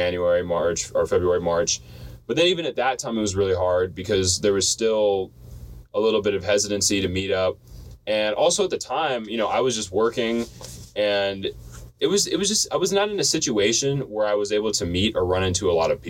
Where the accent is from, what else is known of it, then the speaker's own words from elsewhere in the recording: Florida, United States; now in Washington, United States; I grew up most of my life in Florida